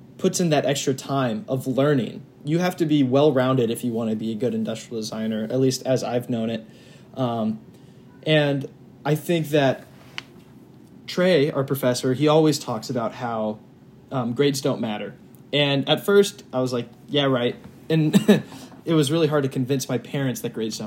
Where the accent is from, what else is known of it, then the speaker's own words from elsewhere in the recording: Indianapolis, Indiana, United States; moved away as an adult; now in Ohio, United States; I'm from Indianapolis, Indiana. Now I'm at the ICC in Ohio.